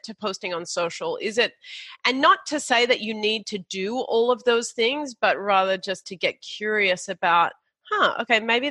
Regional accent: Australia; We're Australian

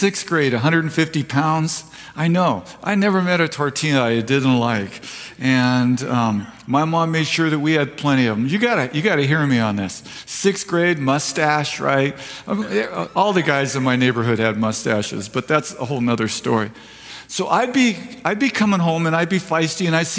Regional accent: Escondido, California, United States; also born or lived in Vista, California; now in Fallbrook, United States; I was born in Escondido

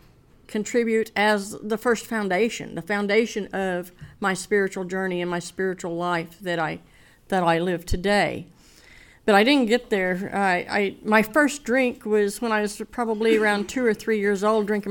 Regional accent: Oklahoma, United States; I was from Oklahoma

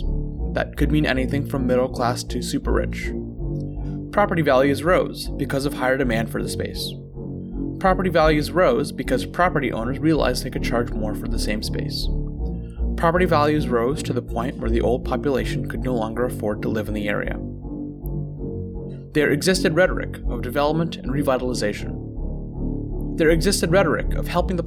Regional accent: Franklin, Massachusetts, United States; my hometown, Franklin, Massachusetts

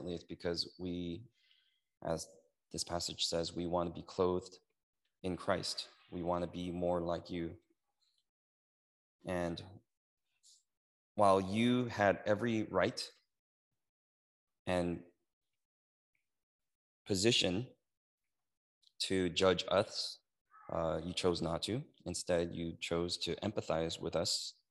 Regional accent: United States; I'm Korean American

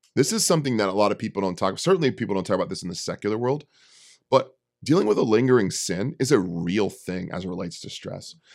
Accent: Bay Area, California, United States; I'm from the Bay Area. I'm from the city

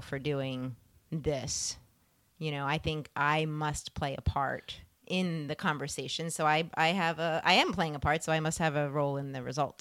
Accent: Philadelphia, Pennsylvania, United States; moved away; I was born in Pennsylvania

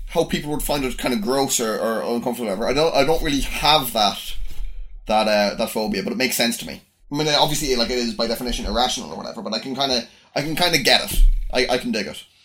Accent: Ireland

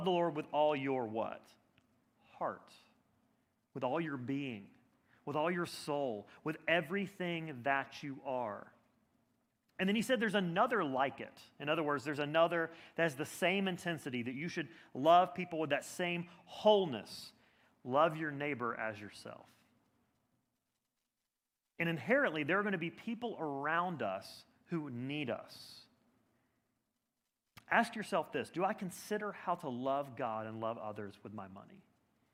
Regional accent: Birmingham, Alabama, United States; moved away as an adult; now in Boston, United States; I grew up in Birmingham, Alabama

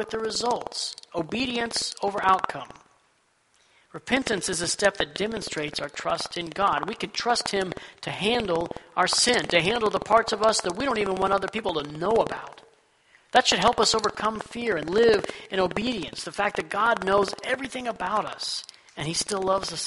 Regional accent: Texas, United States; Growing up in Texas

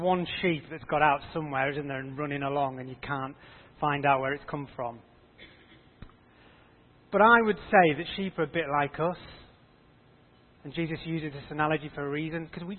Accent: Yorkshire and the Humber, United Kingdom; I grew up in North Yorkshire on a farm

